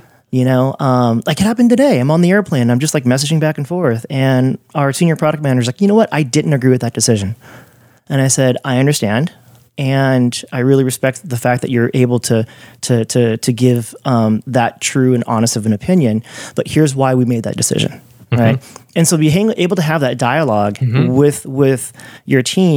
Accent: California, United States; moved away; also born or lived in New York; growing up in California and going to New York

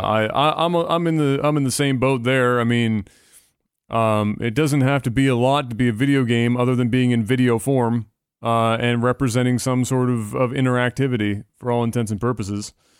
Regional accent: Canada; as a Canadian

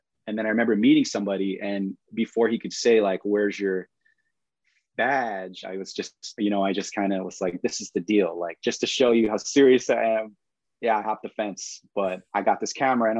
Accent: East Coast, United States; I guess just growing up on the East Coast and my brother having Technique turntables, sneaking down to the basement and messing up his records and needles, trying to figure out how to scratch.

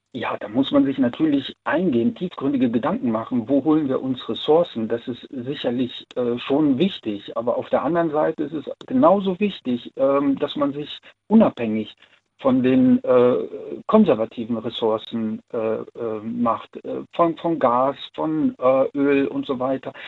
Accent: Siegburg, North Rhine-Westphalia, Germany; ich komme aus Siegburg

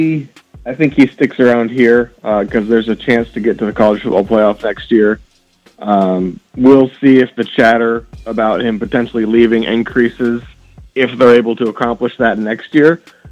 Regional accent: Southern California, United States; moved away as an adult; now in Des Moines, United States; I was born and raised in Southern California. So I'm a San Diego State fan.

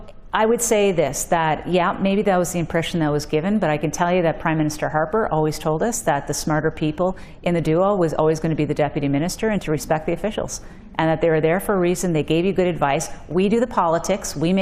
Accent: Cape Breton, Nova Scotia, Canada; now in Ontario, Canada; I'm a woman, I'm a lawyer, from Cape Breton, in Ontario.

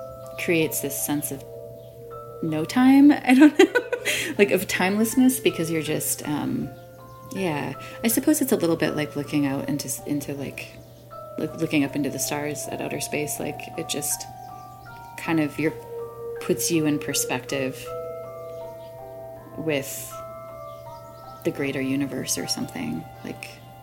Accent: North Carolina, United States; also born or lived in Michigan / Illinois; I was born in Michigan, and we moved a lot. I grew up in North and South Carolina, then went to Illinois and back to Michigan for college.

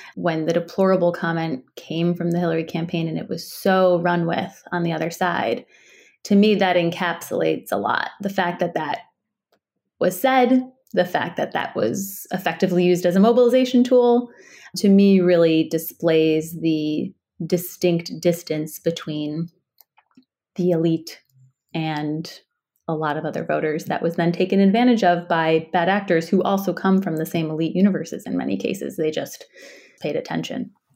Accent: Chicago, Illinois, United States; I grew up in Chicago

